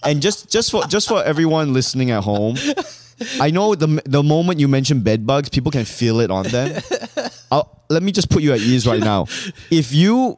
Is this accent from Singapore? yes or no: yes; Singapore; moved away as an adult; also born or lived in Malaysia / New Hampshire, United States; now in New York, United States; I grew up in Singapore